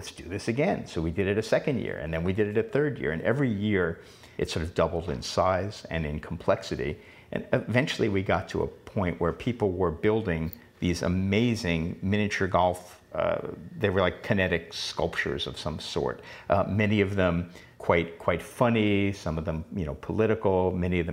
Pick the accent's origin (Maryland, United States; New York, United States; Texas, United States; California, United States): New York, United States; New York City; moved away; as a kid, growing up in Queens